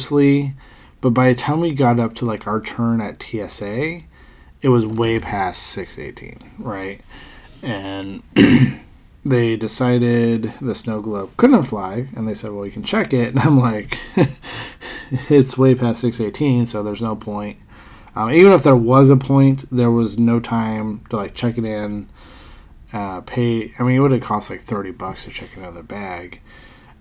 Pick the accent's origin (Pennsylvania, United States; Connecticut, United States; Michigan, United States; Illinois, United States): Pennsylvania, United States; moved away; an old friend that I grew up with in Pennsylvania